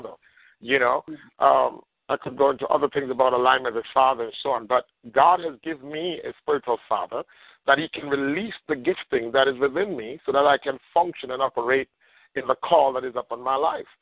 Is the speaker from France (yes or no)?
no; Jamaica; now in United States; I'm from Jamaica, for those that don't know me, from the island of Jamaica, came here